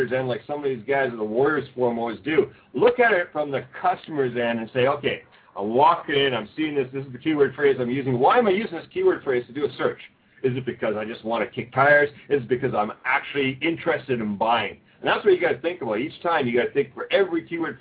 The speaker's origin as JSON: {"language": "English", "country": "Canada", "moved": "yes", "lives_now": "Osaka, Japan", "said": "I'm a Canadian."}